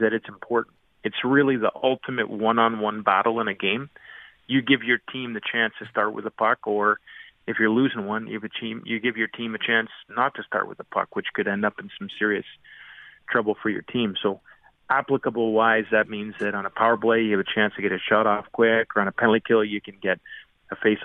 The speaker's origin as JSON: {"language": "English", "country": "Canada", "tie": "born or raised there", "said": "as a Canadian growing up"}